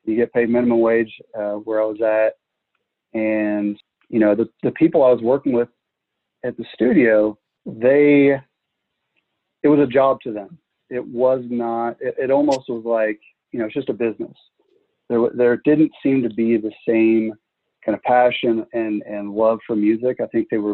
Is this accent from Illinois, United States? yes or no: yes; Springfield, Illinois, United States; moved away as an adult; now in Nashville, United States; I grew up in Central Illinois. I grew up around the Springfield area